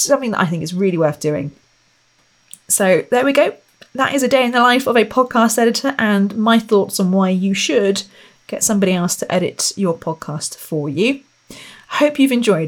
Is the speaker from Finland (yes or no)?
no; Royal Berkshire, South East England, United Kingdom; I come from Royal Berkshire.